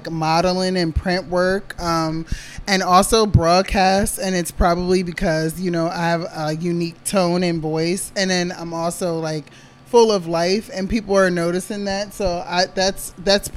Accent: East Coast, United States; moved away; You know, I'm originally from the East Coast

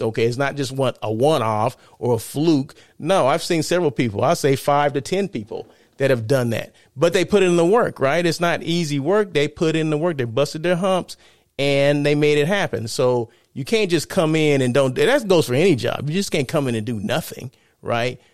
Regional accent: Blythe, California, United States; now in Los Angeles, United States; my hometown of Blythe, California

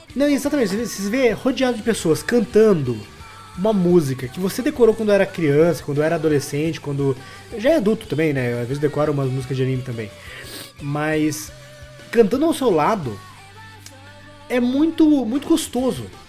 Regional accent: Fazenda Rio Grande, Paraná, Brazil; eu nem sou de Curitiba, eu sou de Fazenda Rio Grande, que é metropolitano ali

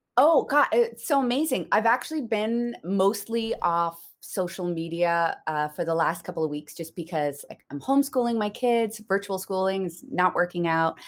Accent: Newfoundland and Labrador, Canada; I grew up in Newfoundland

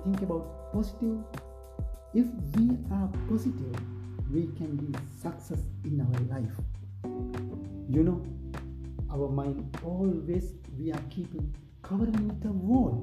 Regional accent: Sri Lanka; I am from Sri Lanka

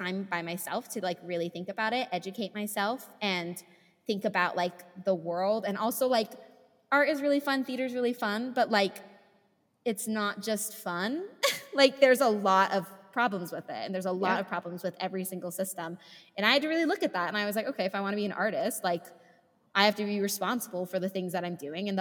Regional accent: California, United States; now in Utah, United States; I'm from California, but I live in Utah

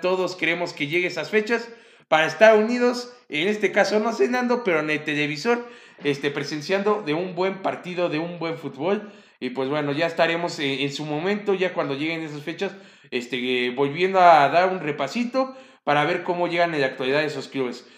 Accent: Mexico; como mexicanos

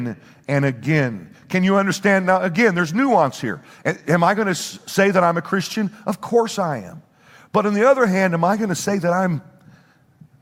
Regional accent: Bible Belt Midwest, United States; moved away as an adult; now in New Jersey, United States; we were raised in the Bible Belt Midwest

